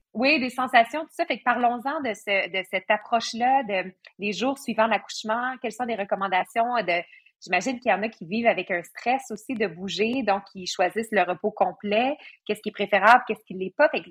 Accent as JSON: {"language": "French", "area": "Bas-Saint-Laurent", "region": "Quebec", "country": "Canada", "moved": "yes", "said": "je viens du Bas-Saint-Laurent"}